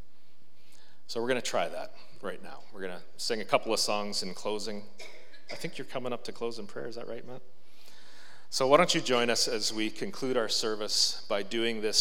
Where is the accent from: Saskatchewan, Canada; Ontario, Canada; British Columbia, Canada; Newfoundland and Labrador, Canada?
Ontario, Canada; Marathon; I grew up in Marathon, Ontario